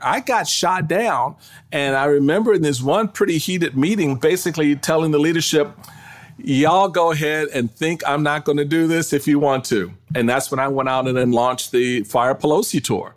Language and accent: English; Washington, District of Columbia, United States; also born or lived in Maryland; I was raised in Washington, D C.